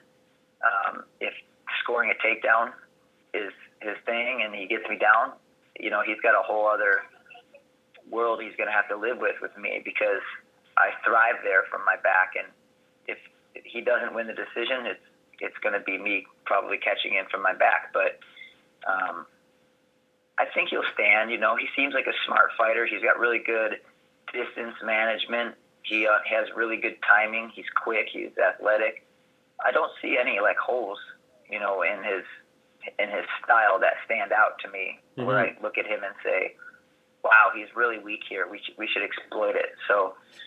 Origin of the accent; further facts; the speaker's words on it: Chicago, Illinois, United States; I'm from Chicago area